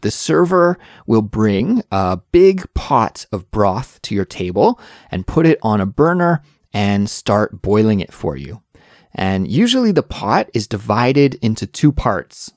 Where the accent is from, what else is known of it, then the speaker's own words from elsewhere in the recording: Canada; moved away as an adult; now in Seoul, South Korea; I'm originally from Canada, but now I live in Seoul, South Korea